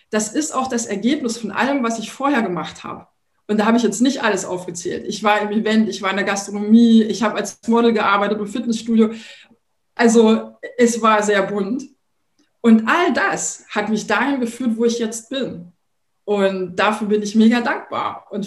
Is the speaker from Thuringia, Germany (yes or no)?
yes; Thuringia, Germany; now in Berlin, Germany; Ich komme ja ursprünglich aus Thüringen, bin jetzt seit, das muss ich mal kurz rechnen, 26 Jahren in Berlin und bin da sehr behütet aufgewachsen